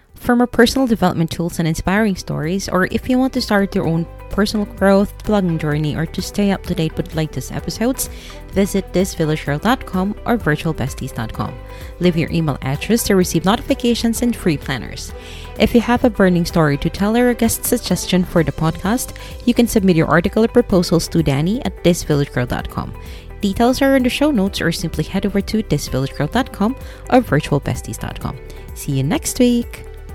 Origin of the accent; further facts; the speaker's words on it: Philippines; moved away; I am a Filipino